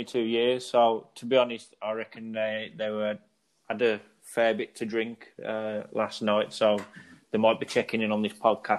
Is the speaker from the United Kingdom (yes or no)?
yes; England, United Kingdom; I'm English